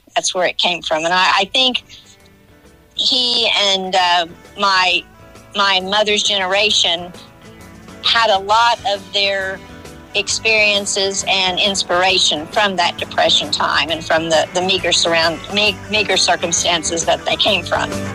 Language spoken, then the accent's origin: English; Johnson City, Illinois, United States; also born or lived in West Frankfort, Illinois; Being from West Frankfort, I grew up in Johnson City